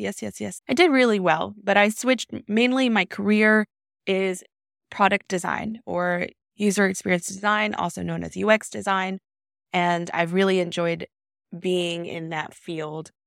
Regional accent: Decatur, Alabama, United States; raised in Decatur, Alabama

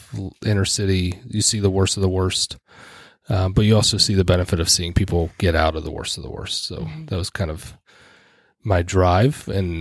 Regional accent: Pittsburgh and Philadelphia, Pennsylvania, United States; also born or lived in Scranton; I grew up in the Salvation Army, largely in rougher inner city neighborhoods of Pittsburgh and Philadelphia, Scranton, Pennsylvania for a short period of time. My parents were pastors in the Salvation Army.

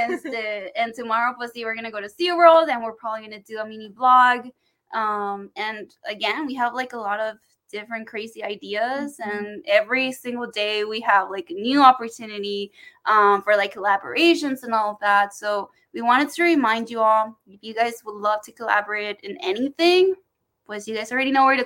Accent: Texas, United States; I'm from Texas

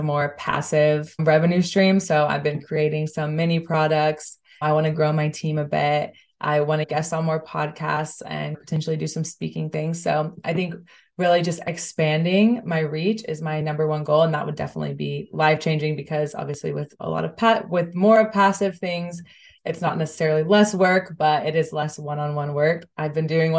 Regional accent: United States; moved away as an adult; now in Amsterdam, Netherlands; I'm originally from the States, but I moved here about 6 months ago.

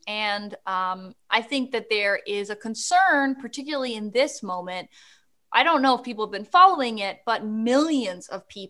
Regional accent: Canada; But, I know who that is, being Canadian. As

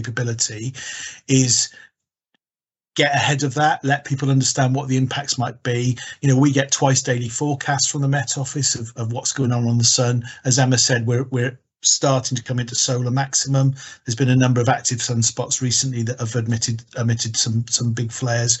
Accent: Wales, United Kingdom; being Welsh

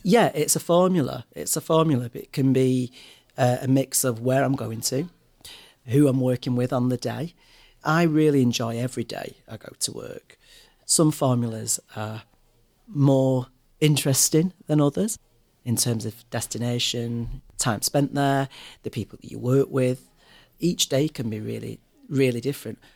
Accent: Manchester, North West England, United Kingdom; also born or lived in London; I love coming back to Manchester. I'm very proud of my city. I'm very proud of uh, being a Mancunian.

